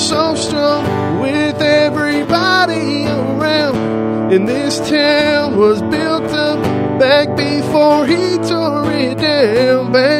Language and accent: English; McLoud, Oklahoma, United States; Man, I'm from McLeod